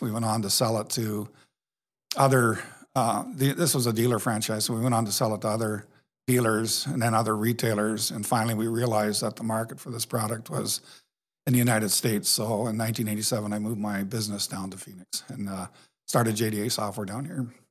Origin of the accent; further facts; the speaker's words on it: Canada; moved away; I grew up in Canada